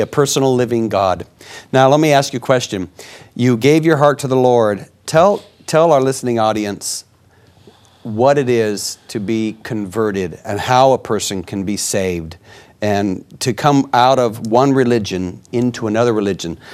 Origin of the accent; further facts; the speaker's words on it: United States; I'm an American